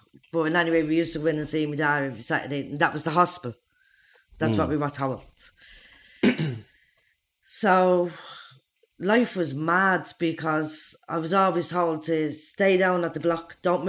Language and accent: English; Dublin, Ireland; I'm from Darza Street Flats.